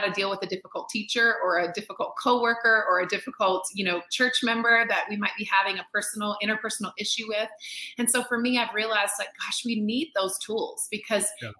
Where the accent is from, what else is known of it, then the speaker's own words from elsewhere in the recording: North Carolina, United States; I'm born and raised in North Carolina, which is in the southeast of the United yeah. States